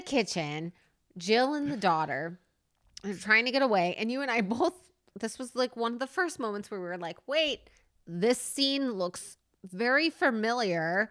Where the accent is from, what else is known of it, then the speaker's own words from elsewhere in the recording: New Jersey, United States; I'm from Jersey, and I have an accent that comes out every once